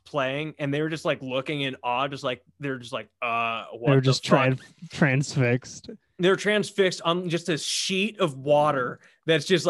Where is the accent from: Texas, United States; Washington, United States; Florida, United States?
Washington, United States; Western; I grew up in Western Washington